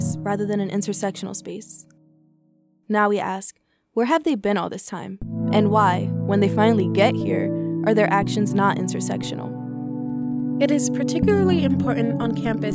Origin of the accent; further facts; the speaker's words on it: United States; I'm Togolese-American